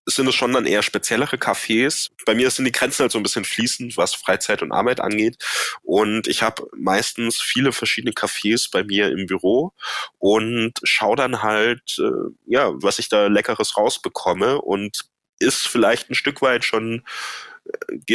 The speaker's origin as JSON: {"language": "German", "region": "Baden-Württemberg", "country": "Germany", "said": "Ja, ich komme ja aus dem Badischen ursprünglich und da gibt's ein Sprichwort"}